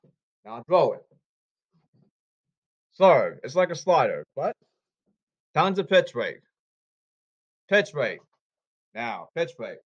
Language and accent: English; Boston, Massachusetts, United States; I'm from Boston